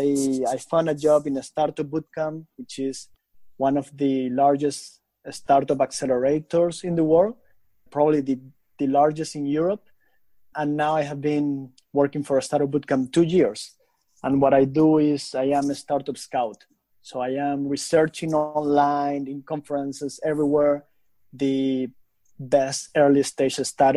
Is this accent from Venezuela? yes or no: yes; Venezuela; moved away as an adult; also born or lived in Lund, Sweden; I am originally from Venezuela. So I was born and raised in Venezuela.